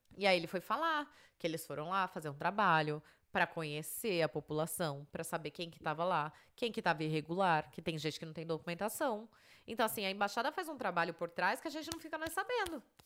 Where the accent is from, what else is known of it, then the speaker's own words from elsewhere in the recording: Brazil; moved away; sou do Brasil.